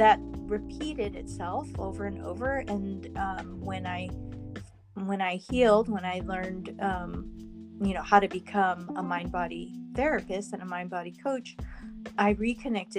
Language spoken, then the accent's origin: English; California, United States; I'm from California